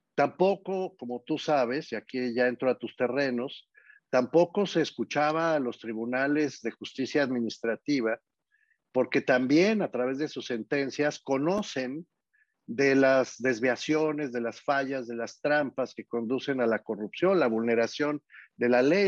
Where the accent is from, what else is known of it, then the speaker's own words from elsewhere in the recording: Mexico City, Mexico; Yo nací en Tacubaya, en la Ciudad de México